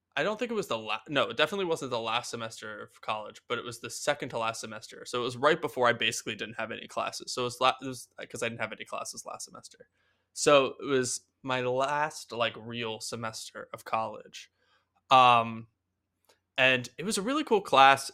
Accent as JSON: {"language": "English", "town": "Philadelphia", "region": "Pennsylvania", "country": "United States", "also_born_or_lived": "New York", "moved": "yes", "said": "I'm from Philadelphia originally"}